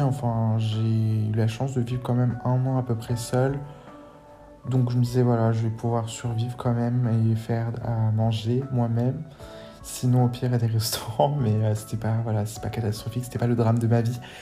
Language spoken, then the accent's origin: French; France; J'ai grandi en France